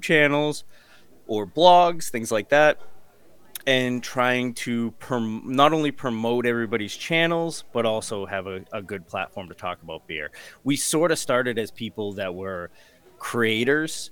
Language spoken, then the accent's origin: English; Massachusetts, United States; we're both from Massachusetts